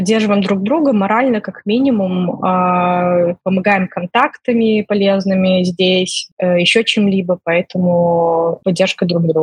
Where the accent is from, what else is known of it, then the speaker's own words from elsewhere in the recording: Belarus; moved away; also born or lived in Ukraine; условно я и другие белорусы тоже вынуждены были уехать из Украины